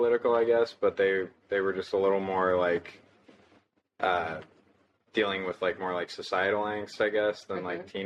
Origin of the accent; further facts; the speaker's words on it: California, United States; moved away as an adult; now in Florida, United States; I am originally from California